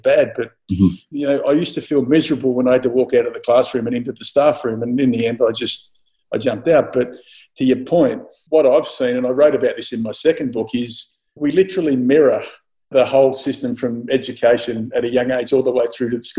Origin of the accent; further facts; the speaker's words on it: Mildura, Victoria, Australia; as a kid growing up in Mildura